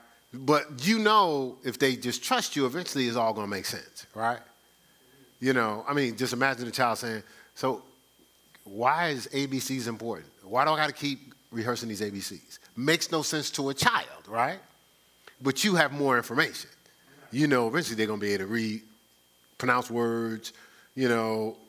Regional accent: Newark, New Jersey, United States; growing up in Newark

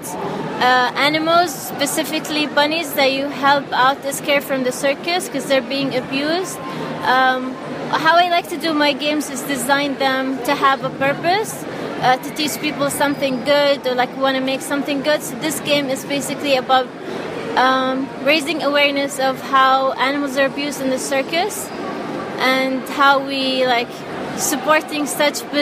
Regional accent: Al Ain, Abu Dhabi, United Arab Emirates; I'm from Al Ain, Abu Dhabi.

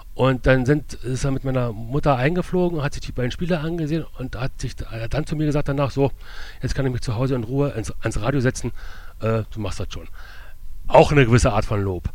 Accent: Berlin, Germany; moved away as an adult; also born or lived in Leverkusen; now in Burscheid, Germany; Ich bin in der Großstadt Berlin groß geworden

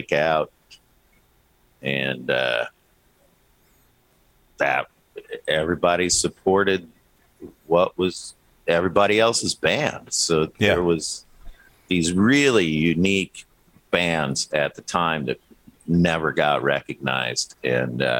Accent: Minneapolis, Minnesota, United States; moved away as an adult; also born or lived in New Orleans; I was born and raised in Minneapolis

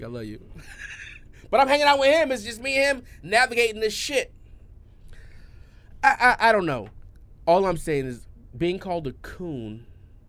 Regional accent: Poughkeepsie, New York, United States; I grew up in Ravenswood Projects

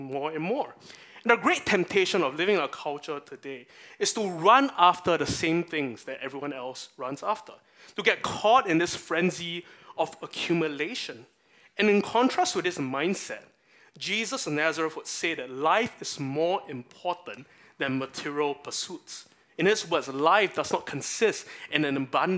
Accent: Singapore; part of my national identity as a Singaporean

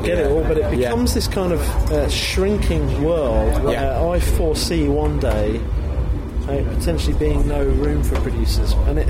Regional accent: England, United Kingdom; I'm English

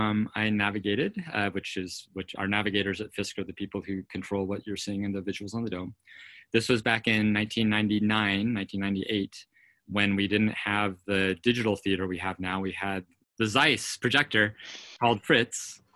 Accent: Idaho, United States; moved away as an adult; also born or lived in Los Angeles, California; now in Boulder, United States; We'd moved from Los Angeles to Idaho right before then. And so I had the benefit of spending the rest of my childhood through high school growing up in Idaho, which has very dark skies.

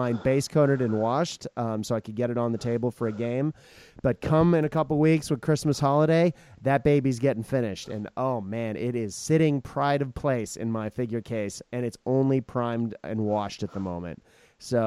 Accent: Japan; moved away; I grew up in Japan

